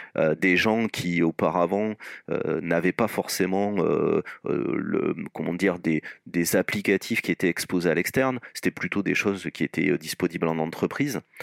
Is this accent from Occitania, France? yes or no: yes; Toulouse, Occitania, France; moved away as an adult; now in Lyon, France; moi je sois toulousain d'origine et exporté à Lyon pour des besoins professionnels